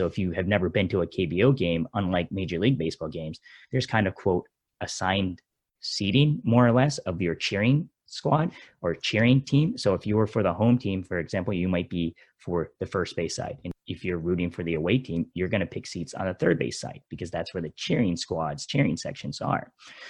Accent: Eastern Pennsylvania, United States; I grew up in Pennsylvania. So I'm a Philadelphia Phillies fan, Eastern Pennsylvania.

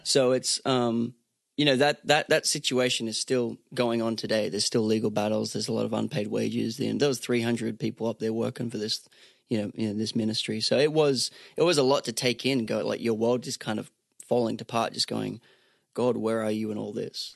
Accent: Sunshine Coast, Queensland, Australia; now in Nashville, United States; I'm from Australia originally, um, grew up on the Sunshine Coast in Australia.

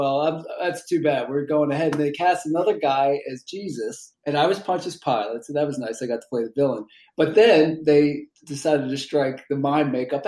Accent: Maryland, United States; moved away as an adult; now in Los Angeles, United States; I'm originally from Maryland.

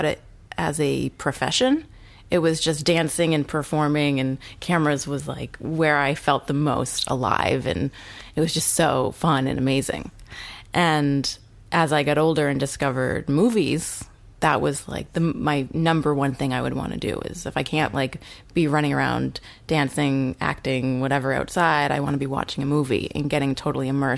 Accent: New Hampshire, United States; moved away as an adult; also born or lived in New Zealand; now in Los Angeles, United States; very, very small town, New Hampshire. One of five kids. I was homeschooled until high school and then went to a pretty small high school in my hometown.

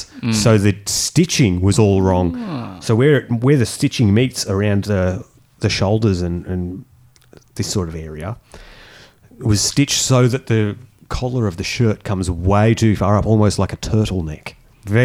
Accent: Germany; born there; Wait, I was born in Germany.

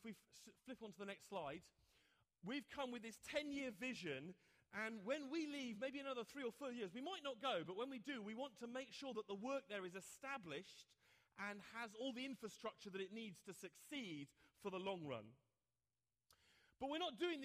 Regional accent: England, United Kingdom; me, an Englishman

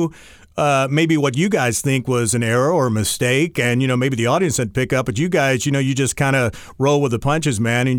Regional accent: North Carolina, United States; I grew up in North Carolina

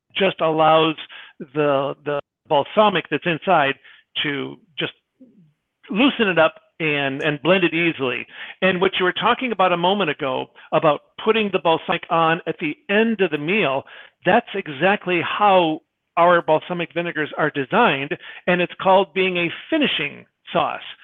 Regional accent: Michigan, United States; I am a wimp from Michigan

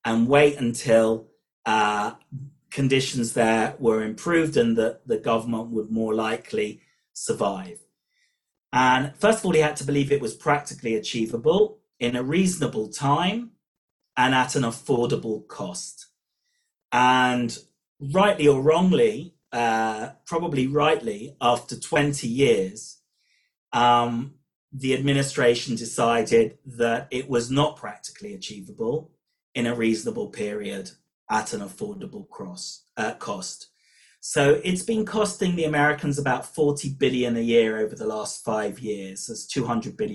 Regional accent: United Kingdom; accent: British; moved away as an adult; now in Israel; my British accent hasn't disappeared despite living in Israel for over 20 years

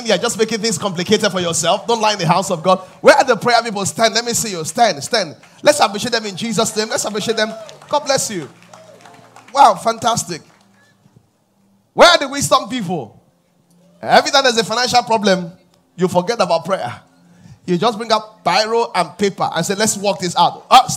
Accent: Nigeria; I come from Nigeria

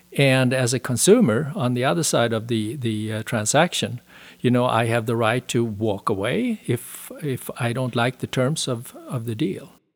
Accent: Sweden; moved away as an adult; also born or lived in Denmark / Switzerland; now in United States; I was born and raised in Sweden, spent my first thirty years there.

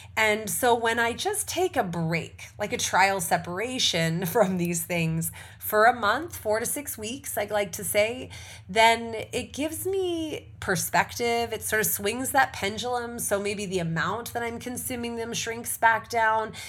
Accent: Canada; for those of us who are Canadian or we're Canadian first

